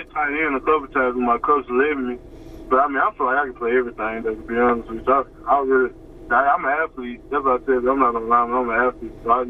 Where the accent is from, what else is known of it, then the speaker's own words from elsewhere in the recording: Baton Rouge, Louisiana, United States; also born or lived in Baker, Louisiana; I'm originally from Zion City, but I live in Baker.